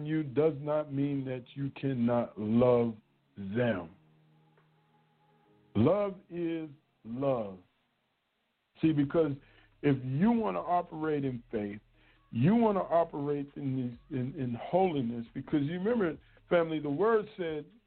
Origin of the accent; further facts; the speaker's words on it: United States; me being a black male growing up in America